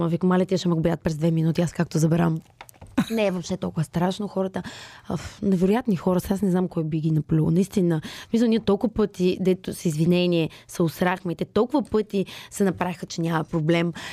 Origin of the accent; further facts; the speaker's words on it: Sofia, Sofia City, Bulgaria; Аз съм от София.